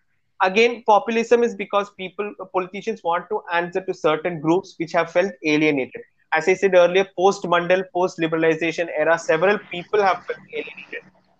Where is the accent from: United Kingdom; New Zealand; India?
India; that idea is something which is very close to our hearts as Indian citizens. Personally, if you ask me, I am one of the biggest patriots. For me, my nation comes first.